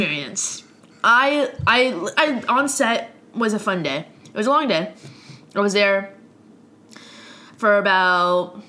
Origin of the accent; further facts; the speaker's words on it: Ottawa, Ontario, Canada; that was like my hometown, I've gone to concerts there for years and years.